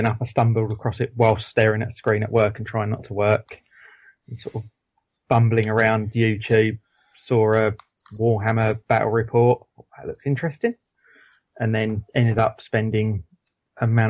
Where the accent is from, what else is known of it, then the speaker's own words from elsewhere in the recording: Essex, East of England, United Kingdom; I'm from Essex.